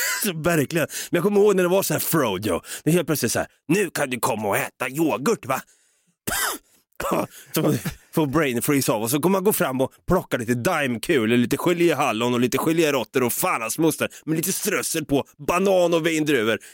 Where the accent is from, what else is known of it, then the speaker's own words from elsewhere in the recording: Sweden; vi är så jävla svenska